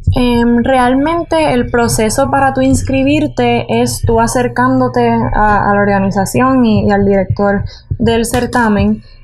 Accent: San Juan, Puerto Rico; Yo tengo 19 años y nací en San Juan

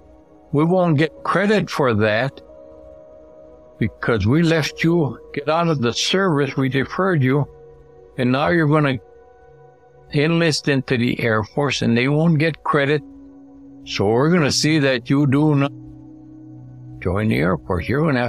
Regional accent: Mohawk, Michigan, United States; I was born in Mohawk, Michigan, one block north of here, Union Street. I was born on June 9th, 1925, in our home.

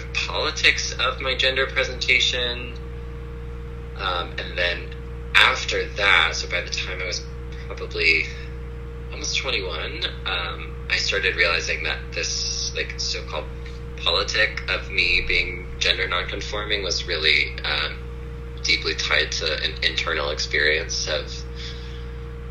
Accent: rural Tennessee, United States; moved away; also born or lived in Midwest; where I grew up in the South, in rural Tennessee

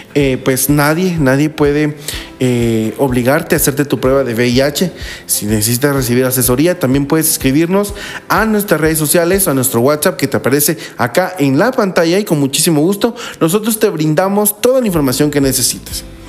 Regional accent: Guatemala; como guatemaltecos

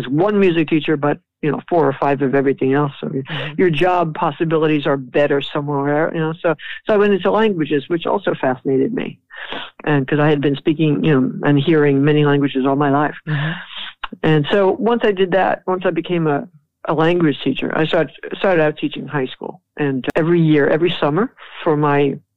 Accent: New York City, New York, United States; I grew up in New York after World War II.

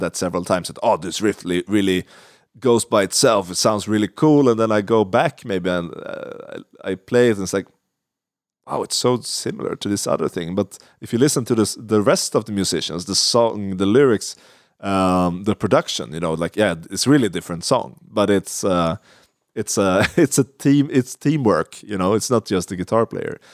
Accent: Sweden; English is a second language; we're, we're from Sweden

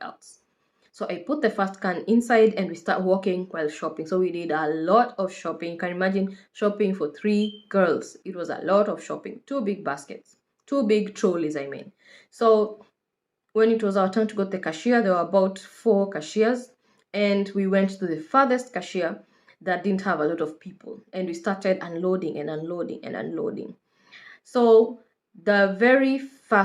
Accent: Kenya; moved away as an adult; now in United Kingdom; I am a Kenyan nurse currently based in the UK.

